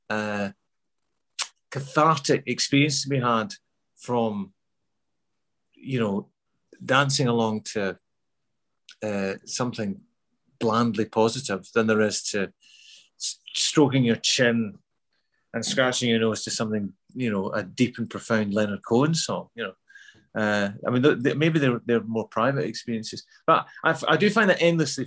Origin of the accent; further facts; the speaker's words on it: Glasgow, Scotland, United Kingdom; accent: Glasgow; also born or lived in Midlands, England; So I had to sort of change that back to a Glasgow accent